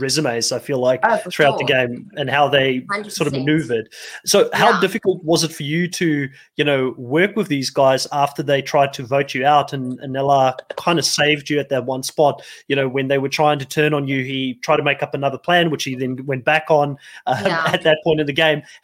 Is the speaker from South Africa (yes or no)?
yes; Cape Town, Western Cape, South Africa; moved away; I'm from Cape Town, so I know Cape Town quite well